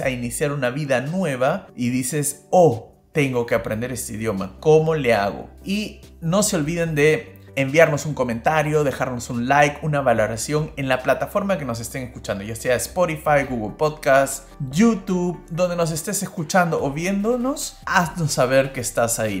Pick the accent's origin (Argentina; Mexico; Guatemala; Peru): Peru; now in Germany; yo soy un peruano que vive en Alemania